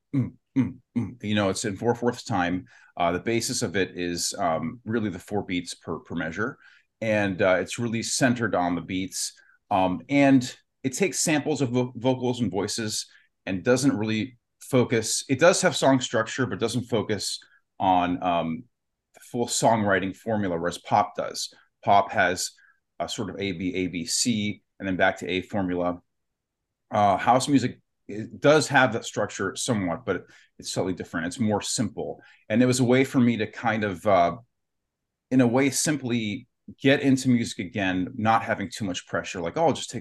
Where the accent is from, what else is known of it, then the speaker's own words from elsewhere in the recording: Youngstown, Ohio, United States; also born or lived in Warren, Ohio; I'm from Youngstown, Ohio, Warren, Ohio